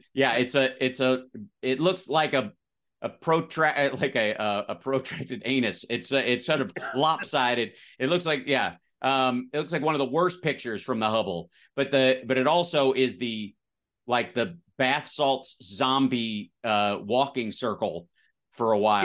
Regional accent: Kentucky, United States; moved away; also born or lived in West Virginia / Louisville; I'm from the South.

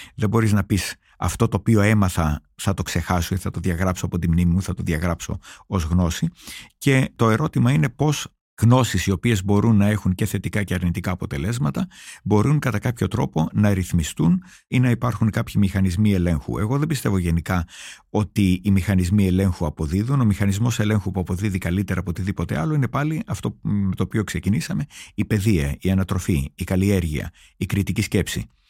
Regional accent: Greece; moved away as an adult; ως ένας Έλληνας, ο οποίος έφυγε μόνιμα από την Ελλάδα όταν ήταν 26 χρονών

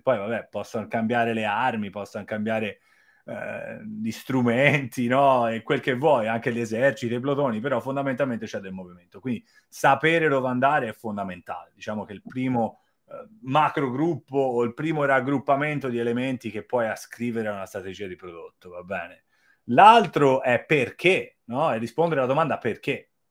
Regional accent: Florence, Tuscany, Italy; moved away as an adult; also born or lived in China; sono di Firenze.

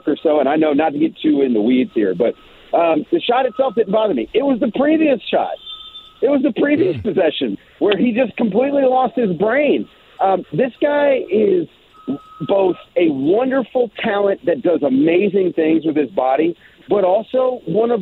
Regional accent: Richmond, Virginia, United States; I'm from Richmond, Virginia

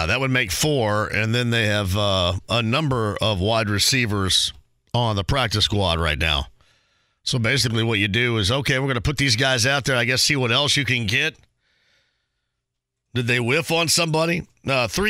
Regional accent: Southern Indiana, United States; I'm from Southern Indiana.

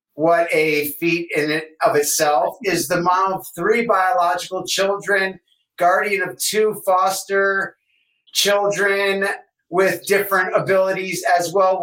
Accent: Detroit, Michigan, United States; I'm from Detroit

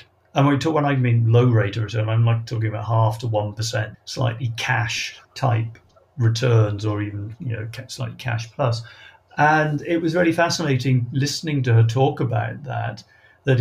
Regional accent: Wales, United Kingdom; I come from Wales

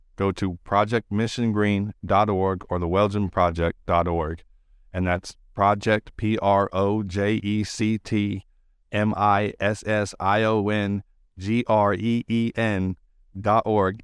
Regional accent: California, United States; I grew up in California in the nineties

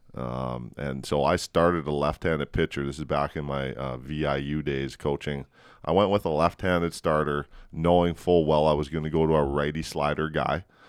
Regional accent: Edmonton and Calgary, Alberta, Canada; I grew up in Edmonton and Calgary

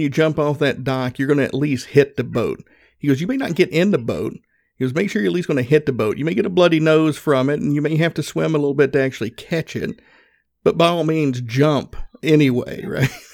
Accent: the South, United States; accent: country; growing up in the South, I grew up Southern Baptist

